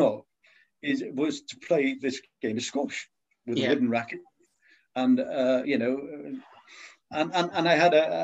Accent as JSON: {"language": "English", "region": "Wales", "country": "United Kingdom", "moved": "as an adult", "lives_now": "Scotland, United Kingdom", "said": "I'm Welsh"}